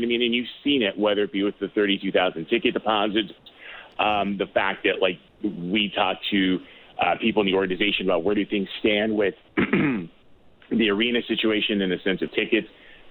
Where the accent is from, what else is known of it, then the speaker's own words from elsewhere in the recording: East Coast, United States; no, I'm from the East Coast.